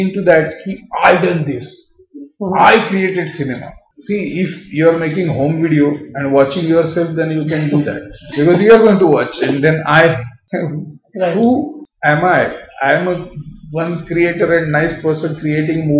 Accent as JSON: {"language": "English", "region": "Maharashtra", "country": "India", "said": "I am purely Indian, purely Maharashtrian"}